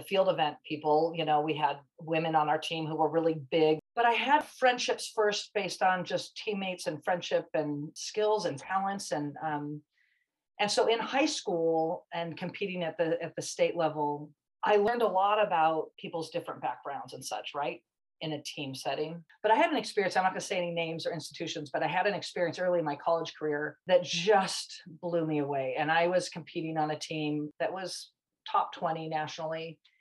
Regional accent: Irvine, California, United States; I grew up in Irvine

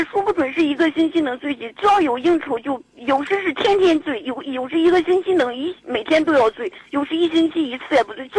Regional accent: Zhumadian, Henan, China; 家是驻马店的。

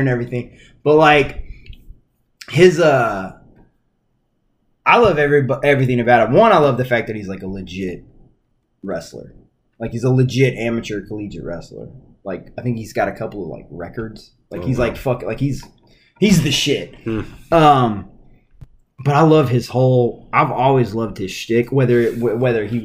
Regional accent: Arkansas, United States; growing up in Arkansas

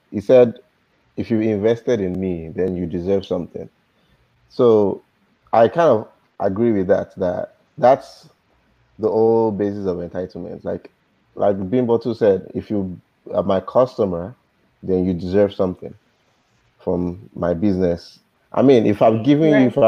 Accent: Nigeria; moved away; I'm a Nigerian too. I'm a Yoruba boy

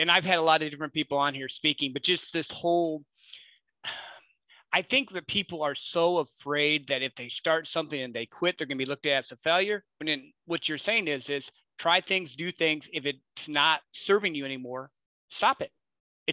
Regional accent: Midwest, United States; I grew up in the Midwest

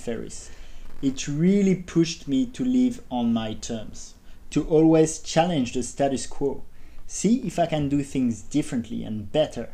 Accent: Paris, Île-de-France, France; moved away; I grew up in Paris, I attended a prestigious business school

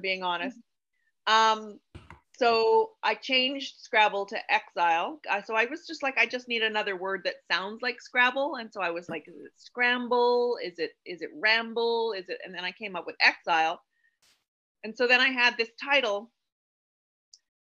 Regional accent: Canada; being a Canadian author

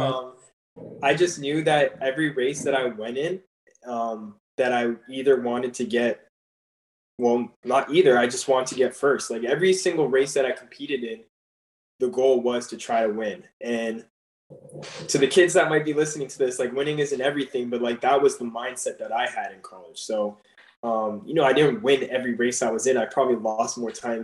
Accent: Canada; moved away as an adult; I'm coming from Canada

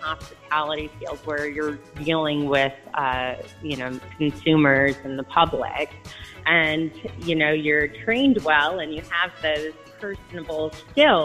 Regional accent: Livonia, Michigan, United States; also born or lived in Canton, Michigan; I grew up in Livonia in Canton, Michigan

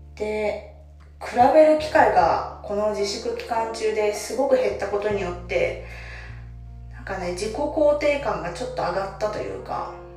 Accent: Kansai, Japan; moved away as an adult; now in Kanto, Japan; 今私は関東に住んでいて関西 出身なんですけど社会人になってたのを機に関東に引っ越してきて

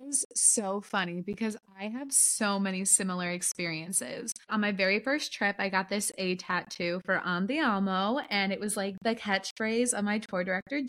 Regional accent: Ohio, United States; The owner of it was from Ohio, and I'm from Ohio.

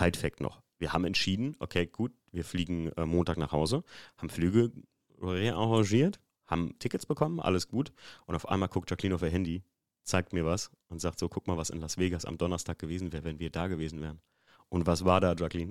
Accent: Germany

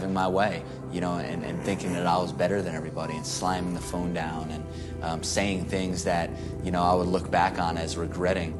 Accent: New York City, New York, United States; moved away as an adult; now in Dallas, United States; I'm from New York, I'm from the Bronx

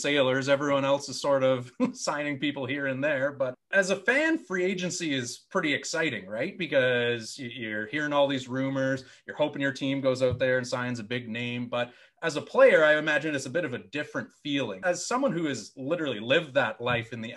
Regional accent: Ottawa, Ontario, Canada; Stittsville, my hometown

